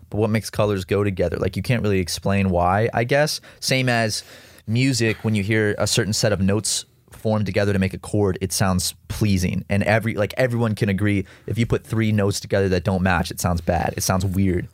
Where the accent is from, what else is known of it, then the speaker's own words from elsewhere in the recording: South Carolina, United States; growing up in South Carolina, uh, as a kid